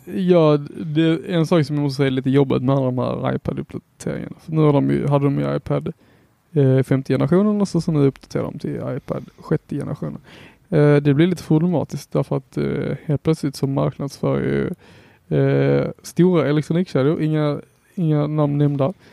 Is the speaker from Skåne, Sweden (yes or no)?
yes; Helsingborg, Skåne, Sweden; Jag är helsingborgare här